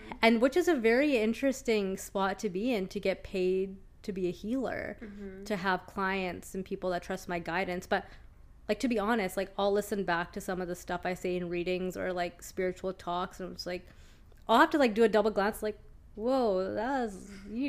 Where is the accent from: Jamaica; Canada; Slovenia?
Canada; Lower Mainland, British Columbia; living in Vancouver, born and raised in the Lower Mainland